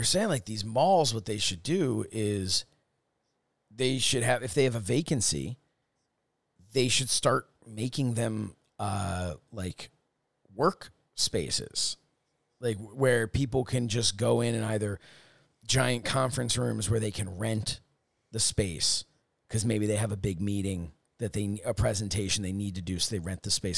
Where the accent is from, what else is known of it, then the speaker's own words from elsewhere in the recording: Upper Dublin, Pennsylvania, United States; where I grew up in Upper Dublin was the township I grew up